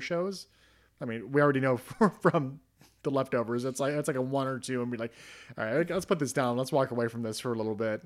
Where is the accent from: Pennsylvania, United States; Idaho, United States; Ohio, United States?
Ohio, United States; in Ohio, kind of near where I grew up